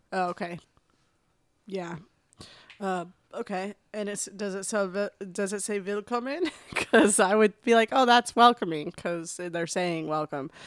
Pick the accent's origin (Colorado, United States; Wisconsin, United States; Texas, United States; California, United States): Colorado, United States; Denver; moved away; I'm from Denver norm, originally